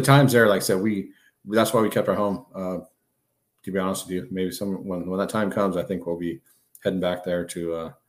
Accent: California, United States; I'm from California

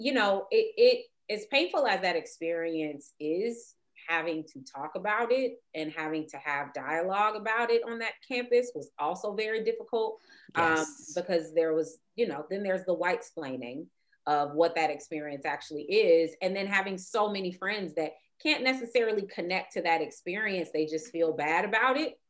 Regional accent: Compton, California, United States; I went to a Black college and I grew up in Compton

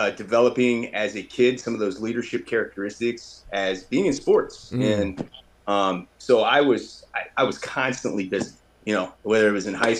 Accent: Seattle, Washington, United States; moved away; also born or lived in Clarion University; primarily I grew up in Seattle, Washington

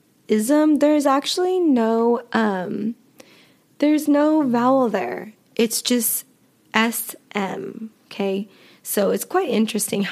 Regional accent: United States; accent: American; I am American, and so all of my pronunciation will be with an American accent

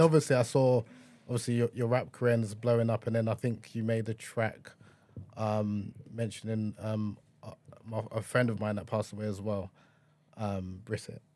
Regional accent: Nigeria; a Nigerian man

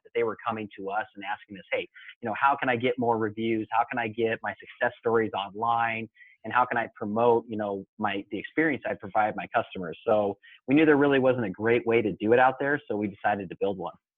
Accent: Mesa, Arizona, United States; I uh, grew up in uh, Mesa, Arizona

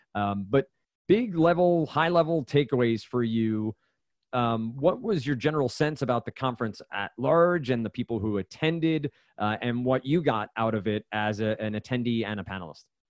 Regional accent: New Jersey, United States; moved away as an adult; also born or lived in Brooklyn; now in Boston, United States; I grew up in New Jersey. I lived up here for for five years now.

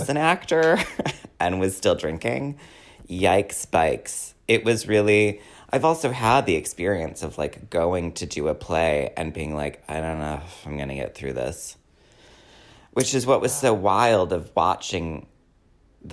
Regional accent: Madison, Wisconsin, United States; I was born in Madison

